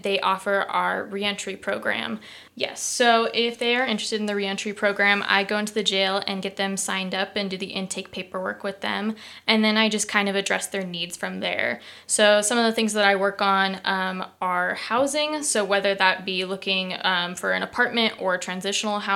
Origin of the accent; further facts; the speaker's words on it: Coeur d'Alene, Idaho, United States; moved away as an adult; now in Moscow, United States; So I'm originally from the Coeur d'Alene area. I moved to Moscow in 2019 to attend the University of Idaho.